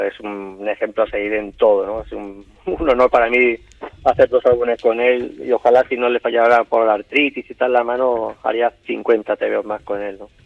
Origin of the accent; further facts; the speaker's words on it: Barcelona, Catalonia, Spain; also born or lived in L'Hospitalet de Llobregat; nací en Barcelona, pero nací en el, el Valle de aquí de Barcelona, que en aquella época creo que se llamaba Generalísimo Franco